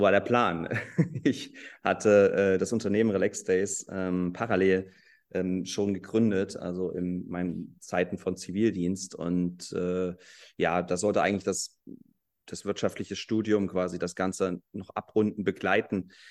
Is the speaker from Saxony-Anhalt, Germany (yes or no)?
yes; Halle, Saxony-Anhalt, Germany; also born or lived in Leipzig; ich komme aus Halle, ich bin hier geboren